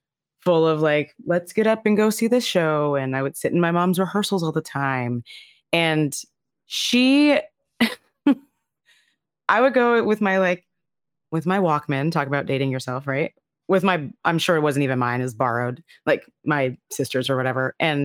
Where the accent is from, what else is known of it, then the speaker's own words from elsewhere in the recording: Texas, United States; I'm from Texas, so the flattest of flat, right?